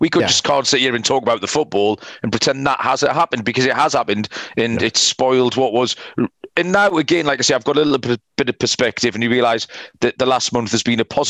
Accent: England, United Kingdom

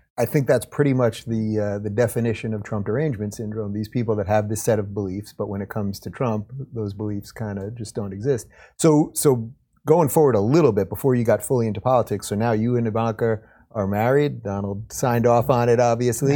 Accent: Long Island, New York, United States; I'm a Long Island guy

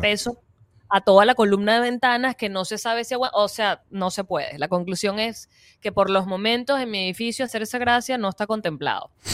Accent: Venezuela; also born or lived in Florida, United States; now in United States; nosotros como venezolanos que ya estábamos viviendo aquí

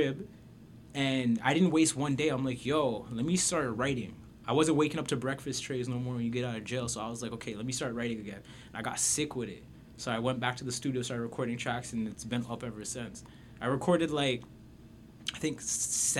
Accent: Toronto, Ontario, Canada; also born or lived in Jane and Finch, Toronto; I'm originally from Scarborough

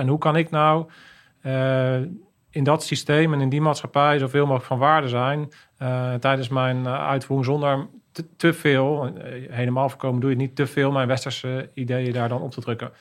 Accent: Netherlands

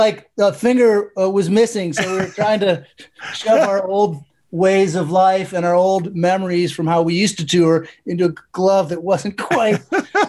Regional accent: Chicago, Illinois, United States; Chicago, my hometown

